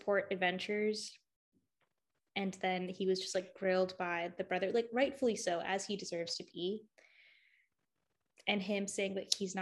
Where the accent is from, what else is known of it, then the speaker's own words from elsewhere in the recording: Winter Garden, Florida, United States; I'm from Winter Garden, Florida.